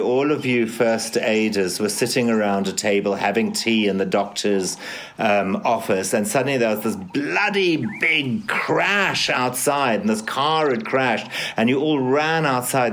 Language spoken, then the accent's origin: English; Zimbabwe; my life growing up in Zimbabwe, or formerly Rhodesia, in the 1960s and 70s